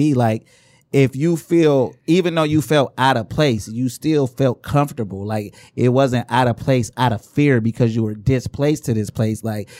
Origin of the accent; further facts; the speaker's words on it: Inkster, Michigan, United States; I'm from Inkster